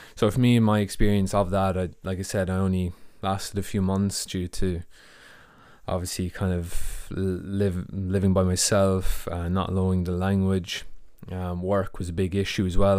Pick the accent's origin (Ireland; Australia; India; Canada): Ireland; moved away as an adult; also born or lived in United States / Germany / Latvia; now in United Kingdom; I'm from Ireland.